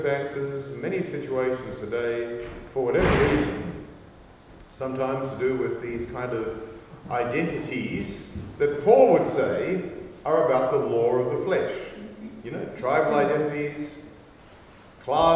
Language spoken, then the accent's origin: English; Australia; I'm Australian.